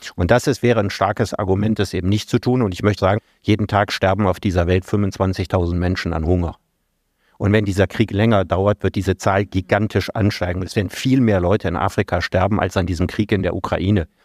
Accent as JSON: {"language": "German", "town": "Solingen", "region": "North Rhine-Westphalia", "country": "Germany", "tie": "born or raised there", "said": "meine Heimatstadt Solingen"}